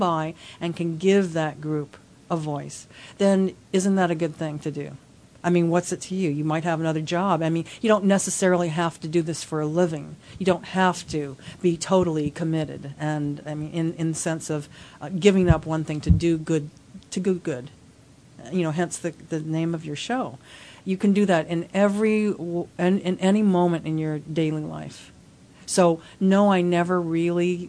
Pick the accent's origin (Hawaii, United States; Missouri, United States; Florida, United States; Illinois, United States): Hawaii, United States; also born or lived in Los Angeles; my family's been here for over five generations